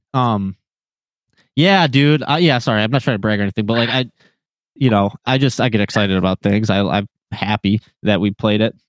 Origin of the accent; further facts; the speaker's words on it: Linden, Michigan, United States; now in Taylor, United States; I grew up in uh, in Linden